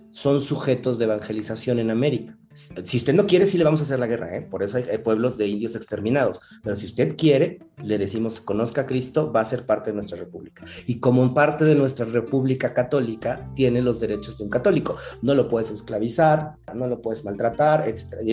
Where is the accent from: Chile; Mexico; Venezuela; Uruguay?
Mexico